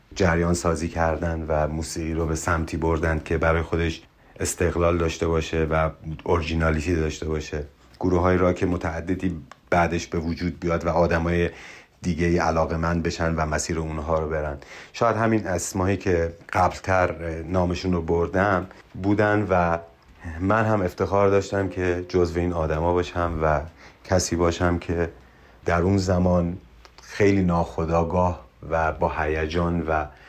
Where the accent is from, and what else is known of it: Iran; born or raised there; also born or lived in Mashhad